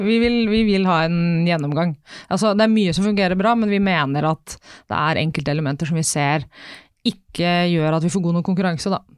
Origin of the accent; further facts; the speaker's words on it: Vestfold, Norway; jeg er jo fra Vestfold, der er det fint vær og det er lange somre og mye sol